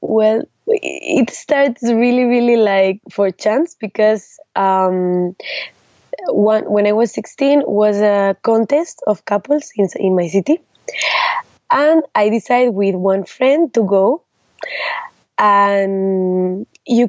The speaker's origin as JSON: {"language": "English", "town": "Salamanca", "region": "Castile and León", "country": "Spain", "tie": "born or raised there", "second_language": "English", "said": "I was born in Salamanca, in a small city of Spain, is 2 hours from Madrid, and there I started to dance with when I was 7 years old"}